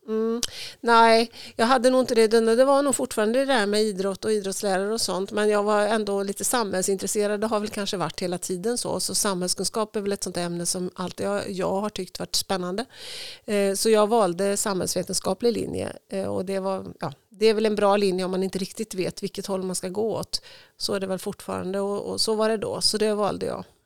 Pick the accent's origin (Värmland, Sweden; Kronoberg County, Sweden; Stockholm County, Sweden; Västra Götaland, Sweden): Västra Götaland, Sweden; Tidaholm; also born or lived in Uddevalla / Härnösand; Jag är född i Uddevalla men jag är uppvuxen i Tidaholm får man väl säga